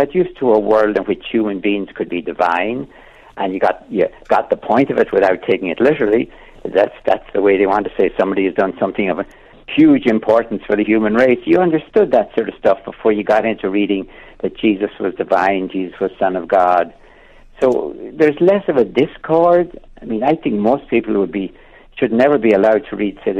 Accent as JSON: {"language": "English", "town": "Portumna", "region": "Connacht", "country": "Ireland", "tie": "born or raised there", "also_born_or_lived": "Nenagh, County Tipperary (born)", "moved": "yes", "said": "We were actually living in Portumna, which is in Galway"}